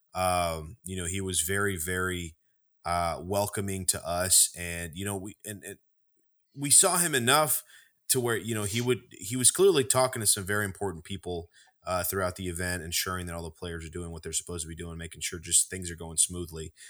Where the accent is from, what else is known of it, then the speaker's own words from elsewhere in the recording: Texas, United States; We're from Texas